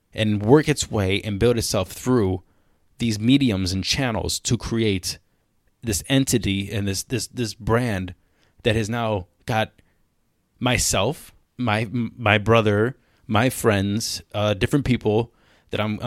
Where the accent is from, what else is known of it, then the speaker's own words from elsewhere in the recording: Cleveland, Ohio, United States; moved away as an adult; also born or lived in China; I was born in Cleveland. I'm not an ABC or anything